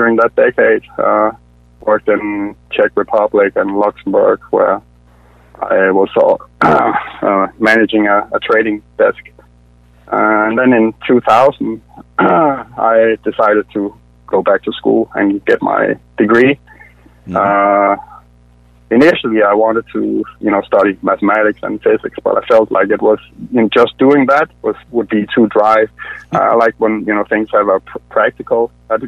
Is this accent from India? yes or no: no; Denmark; moved away as an adult; now in Atlanta, United States; I'm originally from Denmark. That's where I was born, but came to the U.S. in 2010.